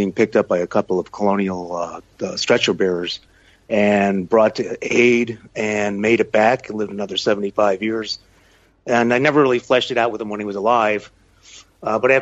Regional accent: Chicago, Illinois, United States; moved away; also born or lived in Minnesota; I'm originally from Chicago

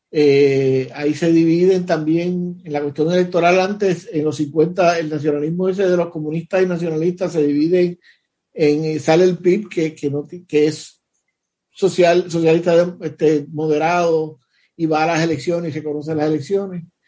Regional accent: Puerto Rico; yo soy boricua y yo le tengo amor porque yo nací en Puerto Rico

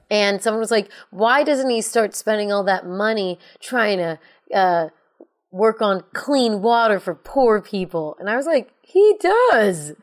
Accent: United States; I'm American

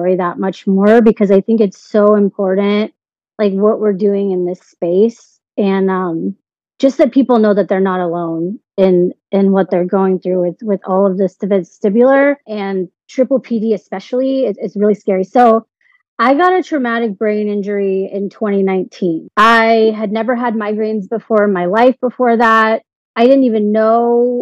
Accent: Edmond, Oklahoma, United States; moved away as an adult; now in Florida, United States; I'm originally from Edmond, Oklahoma, which is like a very small town. And I moved down to Florida to work for Walt Disney World.

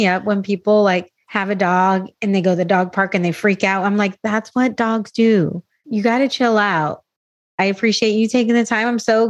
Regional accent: San Diego, California, United States; also born or lived in Albuquerque; I'm from San Diego

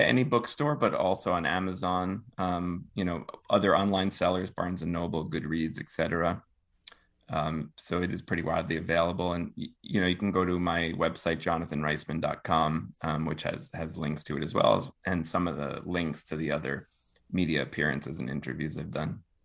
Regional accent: northern New Jersey, United States; I grew up in, um, the suburbs of northern New Jersey, right outside, outside of New York

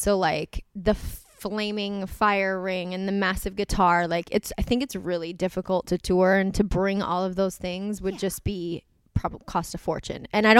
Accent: East Coast, United States; I think it's because we're from the East Coast and like my mom was like a very young mom

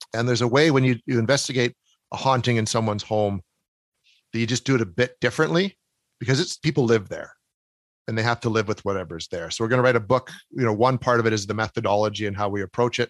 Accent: Canada; accent: Canadian

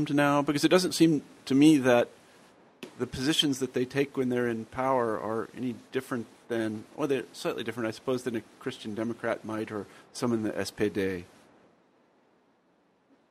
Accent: United States; as an American

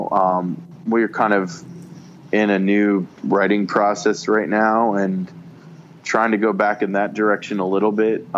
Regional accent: Cincinnati, Ohio, United States; born or raised there

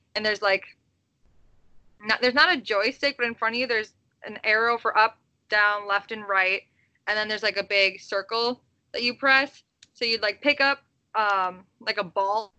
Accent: Midwest, United States; I'm from the Midwest

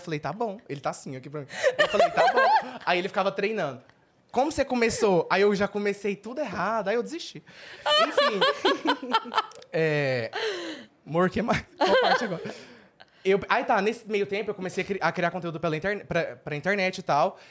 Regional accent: Anápolis, Goiás, Brazil; moved away; eu nasci em Anápolis, Goiás. Sou de lá, perto de Goiânia

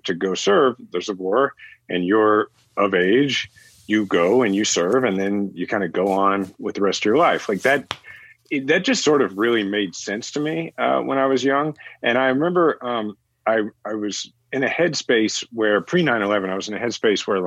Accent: Kansas City, United States; I'm from Kansas City

